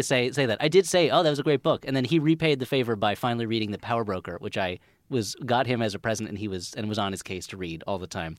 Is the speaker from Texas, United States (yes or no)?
no; New Jersey, United States; anyone my age growing up in New Jersey